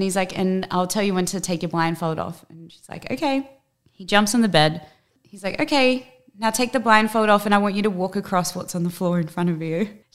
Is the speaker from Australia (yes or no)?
yes; Australia; growing up in Australia